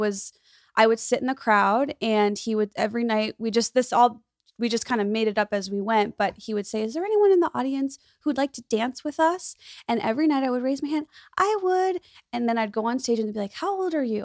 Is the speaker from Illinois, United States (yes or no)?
yes; Skokie, Illinois, United States; moved away as an adult; now in Los Angeles, United States; my hometown, Skokie, where I grew up, s, it's a suburb of Chicago